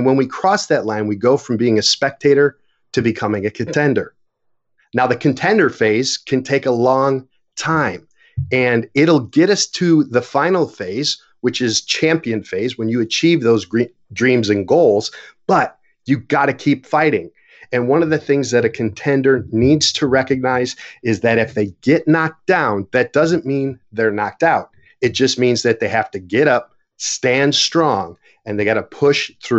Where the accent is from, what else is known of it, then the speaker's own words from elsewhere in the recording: Buffalo, New York, United States; So growing up in Buffalo, New York, I was fortunate because we had four seasons.